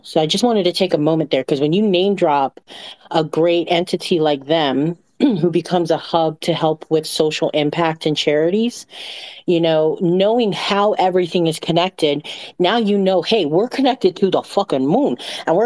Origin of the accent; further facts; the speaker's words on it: Micronesia; I grew up in Micronesia on an island that nobody knows the name of.